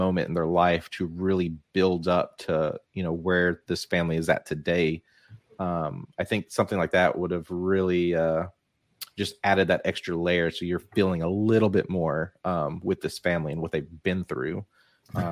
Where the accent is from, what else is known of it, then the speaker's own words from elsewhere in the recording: South Arkansas, United States; I grew up in South Arkansas